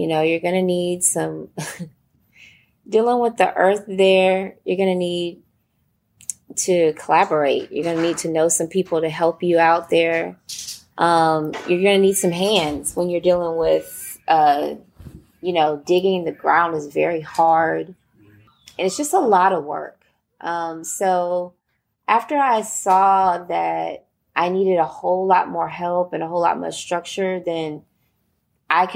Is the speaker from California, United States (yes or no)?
no; Houston, Texas, United States; with Healing Den Farms here in Houston, Texas